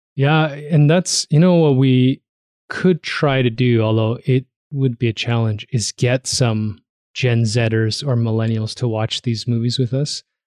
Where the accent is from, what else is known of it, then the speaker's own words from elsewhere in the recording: Toronto, Ontario, Canada; moved away as an adult; also born or lived in Hamilton; now in Calgary, Canada; I was growing up in Toronto